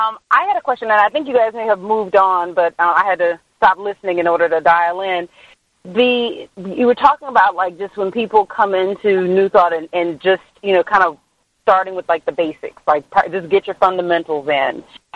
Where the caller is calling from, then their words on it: California, United States; Hey, this is … out in California.